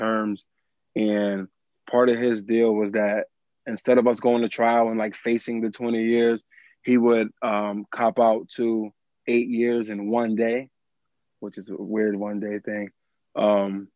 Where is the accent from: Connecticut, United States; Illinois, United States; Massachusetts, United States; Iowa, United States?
Massachusetts, United States; Springfield; I am born and raised in Springfield, Massachusetts